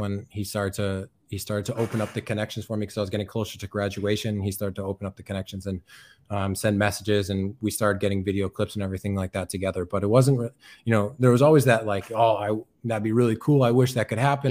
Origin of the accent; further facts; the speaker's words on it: Chicopee, Massachusetts, United States; moved away as an adult; now in Rostock, Germany; I'm from Chicopee, Massachusetts, uh, in the U S.